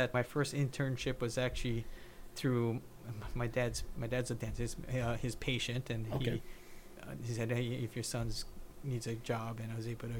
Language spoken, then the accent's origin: English; Hawaii, United States; moved away as an adult; also born or lived in Indiana / California; I grew up in Hawaii.